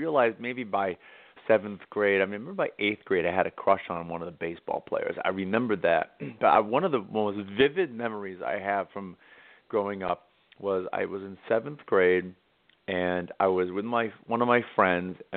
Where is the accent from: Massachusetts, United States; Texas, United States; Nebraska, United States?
Massachusetts, United States; Cape Cod; I grew up on Cape Cod about a half hour from Provincetown